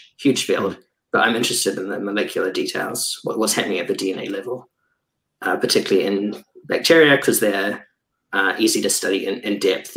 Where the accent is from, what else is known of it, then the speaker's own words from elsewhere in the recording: New Zealand; now in Germany; I'm a biologist currently based in Germany. I was from New Zealand before